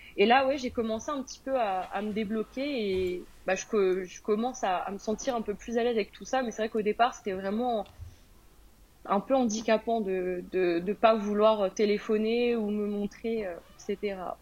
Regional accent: France; moved away as an adult; now in United Kingdom; je suis une Française qui est expatriée au Royaume-Uni depuis 2019

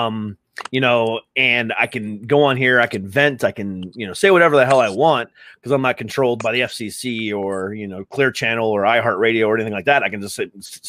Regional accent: Florida, United States; moved away; my family's from Florida. We're originally from Florida.

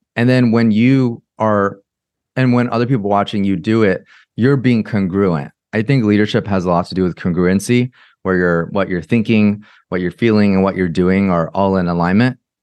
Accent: Orange County, California, United States; I grew up in America. I grew up in Orange County in California.

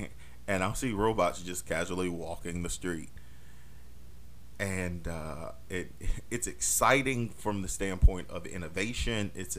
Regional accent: Germany; born there; also born or lived in Europe; I mean, I was born in Europe. I was born in Germany. So I have that liberty to say, hey, sometimes Europeans are reckless

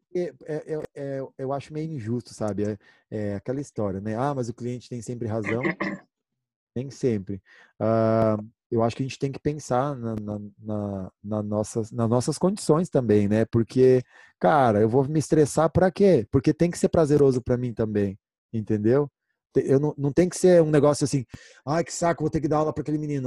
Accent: Brazil; eu sou brasileiro

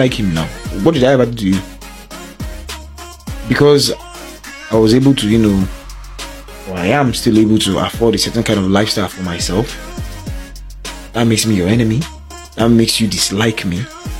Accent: Lagos, Nigeria; also born or lived in Eket / Aba / Abuja; I was born in Lagos. I grew up partly in Lagos. Grew up also in Eket, Akwa Ibom State. And then dad retired, moved to my hometown, Aba.

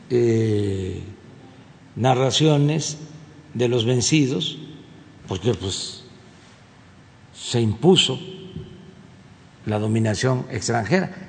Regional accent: Tabasco, Mexico; una allá en mi estado, en Cintla.

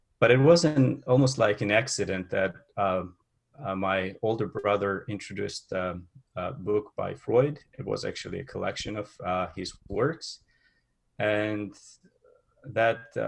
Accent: Tbilisi, Georgia; moved away as an adult; now in Toronto, Canada; I was born in Tbilisi in Georgia

